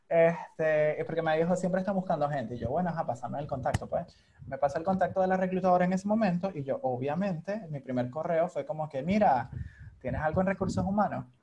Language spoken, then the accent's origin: Spanish; Venezuela; moved away as an adult; also born or lived in Hungary; emigrar siendo venezolano